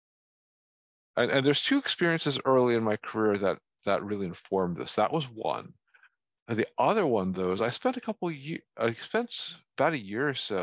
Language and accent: English; New Jersey, United States; I grew up in North Jersey